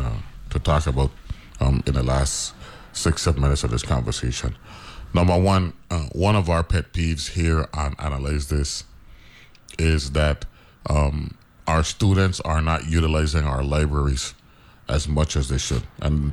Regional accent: U.S. Virgin Islands; we're half American, half West Indians, you know what I'm saying?

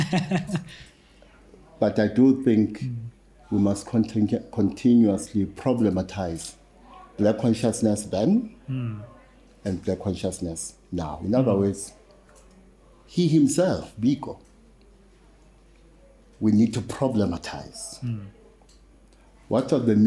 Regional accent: Durban, KwaZulu-Natal, South Africa; moved away; also born or lived in Soweto; when I was growing up in Lamontville

